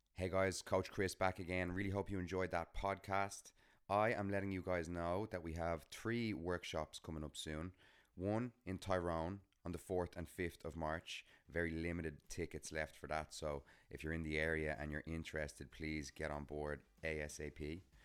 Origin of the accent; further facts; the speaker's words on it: Dublin, Leinster, Ireland; Dublin, my hometown